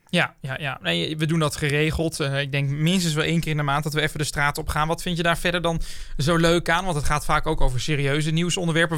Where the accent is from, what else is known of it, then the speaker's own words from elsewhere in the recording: Brummen, Gelderland, Netherlands; Ik kom zelf ook uit Brummen